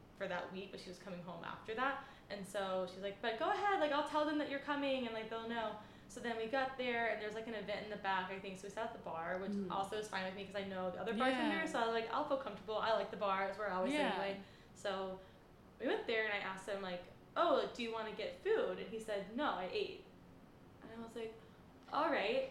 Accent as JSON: {"language": "English", "region": "North Carolina", "country": "United States", "moved": "yes", "lives_now": "New York, United States", "said": "before I moved to New York because I'm from North Carolina"}